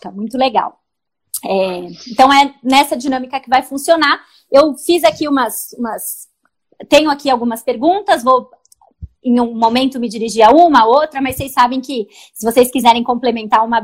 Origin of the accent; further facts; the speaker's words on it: São Paulo, Brazil; Eu sou paulista